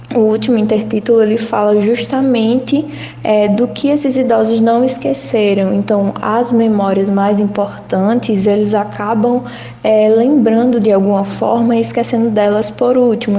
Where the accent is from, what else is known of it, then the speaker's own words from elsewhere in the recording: Lagoa da Canoa, Alagoas, Brazil; moved away as an adult; now in Maceió, Brazil; Lagoa da Canoa, que é a minha cidade natal. Então eu saí de lá para fazer jornalismo aqui na UFAL